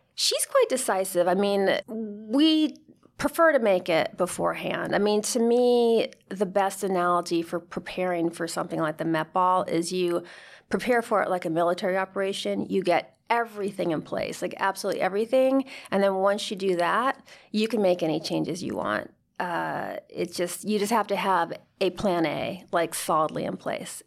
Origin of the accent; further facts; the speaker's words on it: United States; my mother's from Spain. My, she married an American. I'm as American as can be